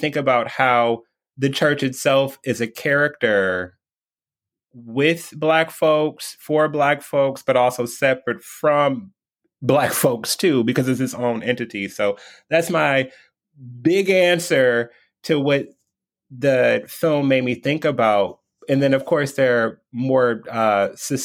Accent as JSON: {"language": "English", "town": "Detroit", "region": "Michigan", "country": "United States", "tie": "born or raised there", "also_born_or_lived": "East Coast", "moved": "as an adult", "said": "born and raised in Detroit, left for 15 years"}